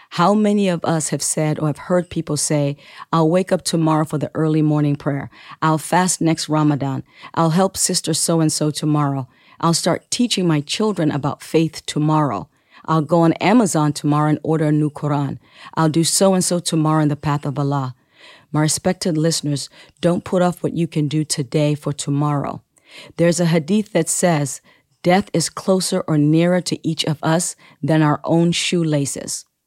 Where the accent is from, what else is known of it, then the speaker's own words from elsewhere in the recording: Sierra Leone; my native land, Sierra Leone